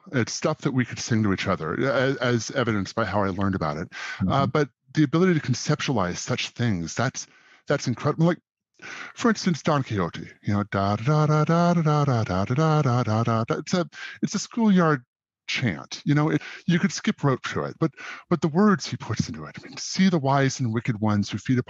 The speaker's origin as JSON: {"language": "English", "region": "Southeast Alaska", "country": "United States", "tie": "born or raised there", "said": "I grew up in Southeast Alaska"}